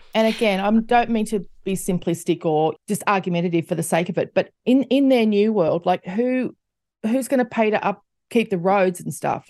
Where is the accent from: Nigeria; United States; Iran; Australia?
Australia; as an Australian